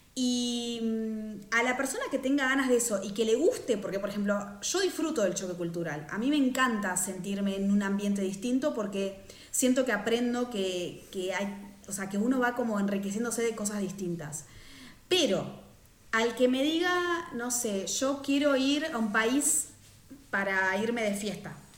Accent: Argentina; moved away as an adult; now in Switzerland; soy una argentina en Suiza

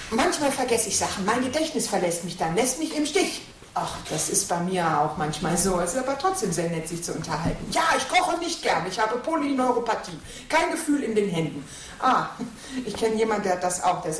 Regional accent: Katowice, Silesian Voivodeship, Poland; born there; moved away; Ich bin in Katowice geboren. Katowice sagen sie heute.

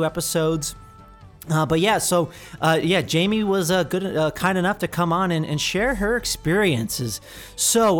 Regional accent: New Jersey, United States; move from New Jersey, my home state

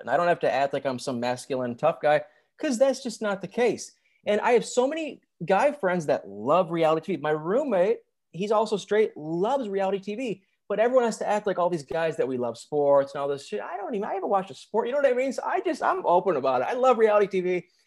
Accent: Michigan, United States; moved away as an adult; now in Nashville, United States; I'm actually from Michigan

